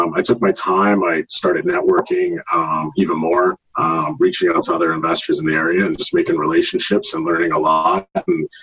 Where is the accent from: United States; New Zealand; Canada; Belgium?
Canada; Halifax, Nova Scotia; moved away as an adult; also born or lived in St. Catharines, Ontario; now in Stoney Creek, Canada; I'm originally from Halifax, Nova Scotia. I moved here back in 2004 for work.